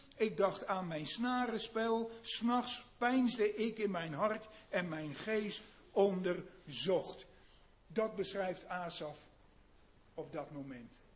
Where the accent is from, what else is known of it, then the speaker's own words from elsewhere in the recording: Netherlands; moved away as an adult; wij Nederlanders